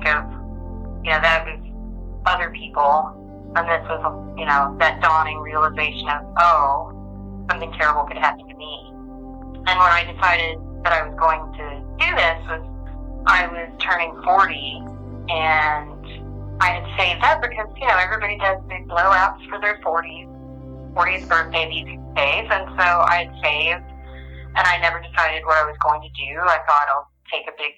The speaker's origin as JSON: {"language": "English", "region": "Arkansas", "country": "United States", "tie": "born or raised there", "said": "I grew up in Arkansas"}